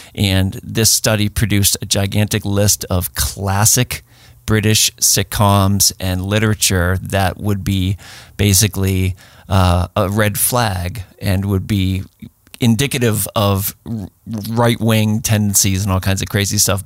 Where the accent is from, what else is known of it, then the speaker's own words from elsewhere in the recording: Boston, Massachusetts, United States; I'm a Bostonian